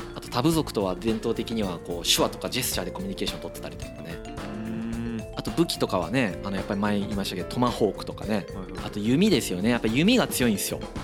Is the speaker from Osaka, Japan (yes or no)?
no; Izumo, Shimane, Japan; moved away; 田舎出身なんでやっぱりこう出雲に帰った時に森の匂いがするんですよ